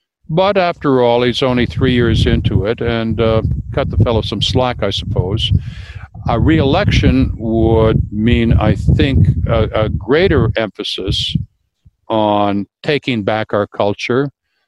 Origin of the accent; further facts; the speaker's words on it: Canada; Well, speaking as a Canadian, I mean, Canada was the first authentically counter-revolutionary state, right?